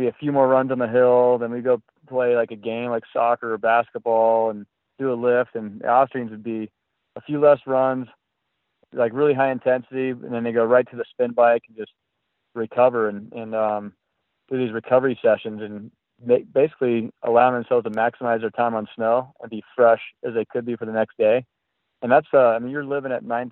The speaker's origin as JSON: {"language": "English", "region": "California", "country": "United States", "tie": "born or raised there", "also_born_or_lived": "Vermont", "said": "I grew up in California"}